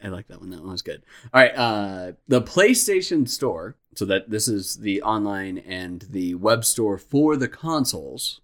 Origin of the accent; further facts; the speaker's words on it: Phoenix, Arizona, United States; we're from Phoenix, Arizona